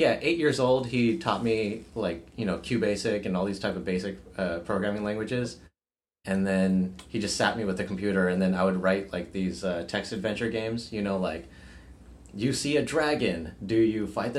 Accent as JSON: {"language": "English", "town": "San Jose", "region": "California", "country": "United States", "tie": "born or raised there", "also_born_or_lived": "Bombay, India / Fremont, California", "lives_now": "San Francisco, United States", "said": "being Indian only came into it, so I grew up in San Jose and Fremont, which has a lot of Indian people"}